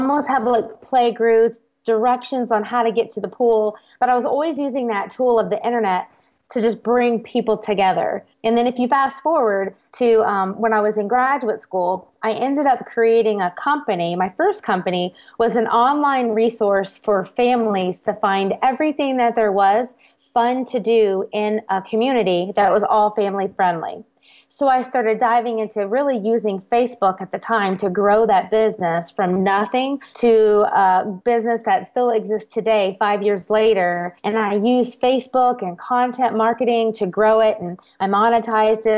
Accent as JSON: {"language": "English", "region": "South Carolina", "country": "United States", "tie": "born or raised there", "also_born_or_lived": "Germany / Texas / Tennessee", "moved": "as an adult", "said": "my hometown in South Carolina"}